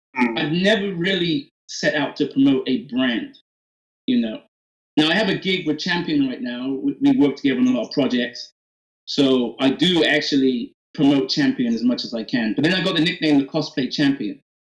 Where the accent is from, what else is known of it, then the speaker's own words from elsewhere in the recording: Oxford, South East England, United Kingdom; also born or lived in Atlanta, United States; now in Nashville, United States; growing up in England